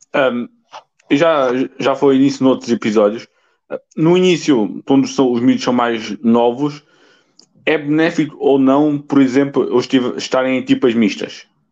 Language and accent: Portuguese; Alentejo, Portugal; eu sou do Alentejo